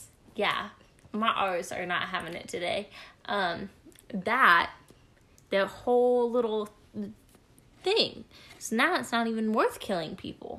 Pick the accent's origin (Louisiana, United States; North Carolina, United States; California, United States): North Carolina, United States; I'm from North Kakalaki